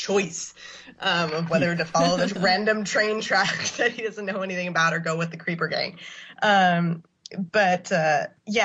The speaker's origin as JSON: {"language": "English", "region": "California", "country": "United States", "tie": "born or raised there", "said": "I have a California public school education"}